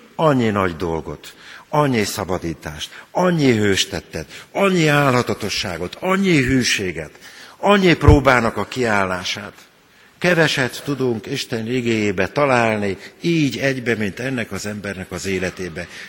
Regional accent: Transdanubia, Hungary; moved away; a Duna túloldalán nőttem fel, ahol már dombok is vannak

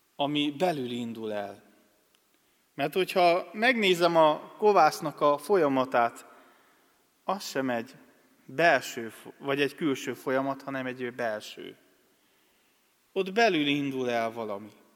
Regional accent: Acâș, Satu Mare County, Romania; moved away as an adult; also born or lived in Cluj-Napoca, Romania / Budapest, Hungary; now in Harta, Hungary; Erdélyből származom, vagyis Palciumból, Szatmár németi mellett levő, hát községből nevezhetem így nem falu, mert hozzá tartozik még két falucska, Ákosnak hívják ezt a községet. Ö, ott nőttem fel

